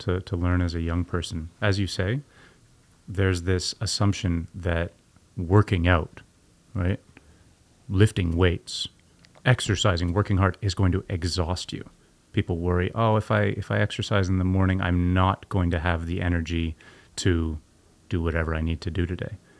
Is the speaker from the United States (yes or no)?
no; Canada; growing up in Canada